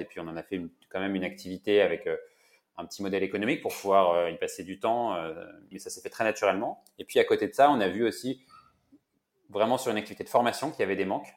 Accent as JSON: {"language": "French", "region": "Brittany", "country": "France", "said": "je suis breton"}